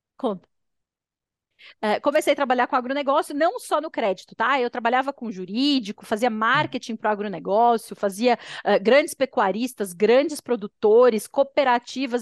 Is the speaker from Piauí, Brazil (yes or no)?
no; São Paulo, Brazil; moved away as an adult; also born or lived in London, United Kingdom; eu sou paulistana